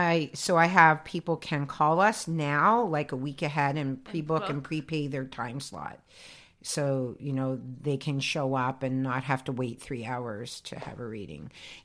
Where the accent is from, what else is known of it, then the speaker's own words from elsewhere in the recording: Toronto, Ontario, Canada; born there; Yes, I've been doing the psychic fair since I was born in Toronto.